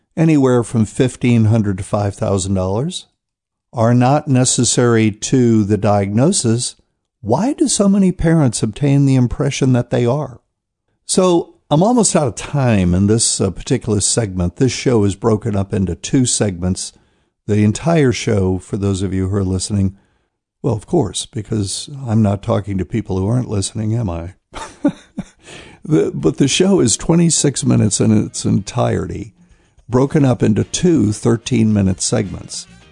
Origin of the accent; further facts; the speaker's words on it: New Bern, North Carolina, United States; here in my hometown of New Bern, North Carolina